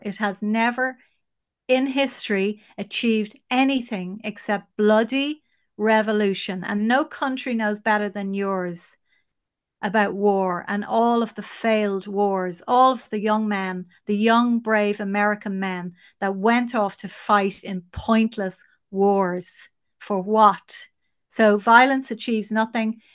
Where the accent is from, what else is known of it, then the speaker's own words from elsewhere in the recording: Ireland; we are the nation that has fallen the furthest.